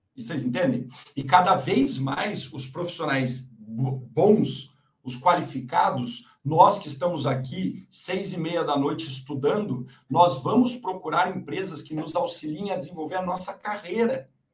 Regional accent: Mogi Guaçu, São Paulo, Brazil; moved away; Eu, sou do interior, né? Eu nasci em Mogi Guaçu.

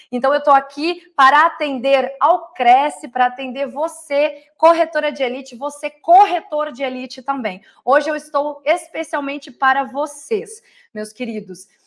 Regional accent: Porto Alegre, Rio Grande do Sul, Brazil; also born or lived in Bagé; now in Porto Seguro, Brazil; Eu sou natural, eu nasci em Bagé, Rio Grande do Sul, porém toda a minha criação foi em Porto Alegre e lá eu comecei a minha vida.

